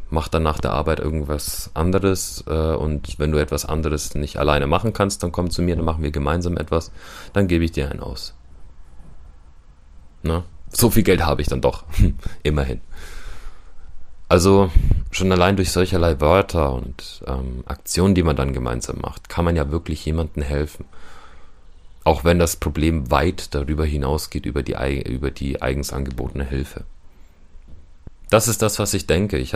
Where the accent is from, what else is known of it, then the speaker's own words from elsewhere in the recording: Ukraine; German is a second language; now in Germany; Ich bin auch Ukrainer und ja, ich kenne Ukrainer dort.